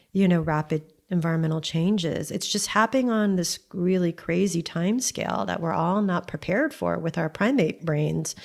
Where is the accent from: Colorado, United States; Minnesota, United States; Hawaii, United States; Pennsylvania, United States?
Hawaii, United States; we both went to the most expensive private school in Hawaii